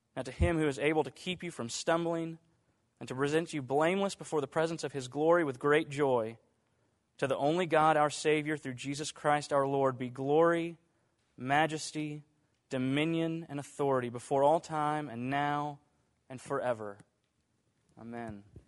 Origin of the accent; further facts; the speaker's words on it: Dallas, Texas, United States; I grew up in Dallas